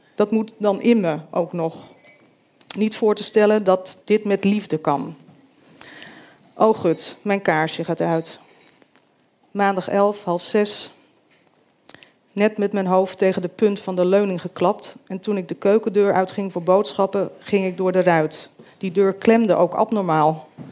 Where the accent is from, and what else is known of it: Groot-Ammers, South Holland, Netherlands; born or raised there; also born or lived in Rotterdam